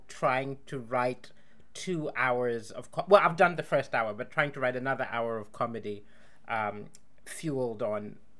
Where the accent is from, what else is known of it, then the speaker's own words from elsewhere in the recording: Malawi; in Malawi, my home country.